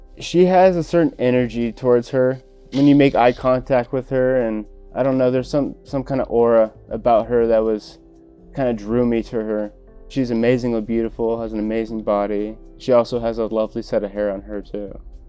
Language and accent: English; Simi Valley, California, United States; I am 29 years old. I grew up most of my life in Simi Valley.